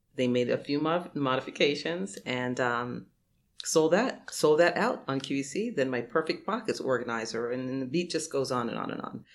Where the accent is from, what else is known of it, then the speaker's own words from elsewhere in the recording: New York City, New York, United States; I grew up in Brooklyn